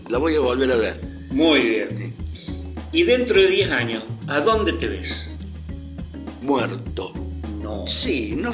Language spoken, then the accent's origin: Spanish; Córdoba, Argentina; tengo 63 años y soy actor argentino y cordobés.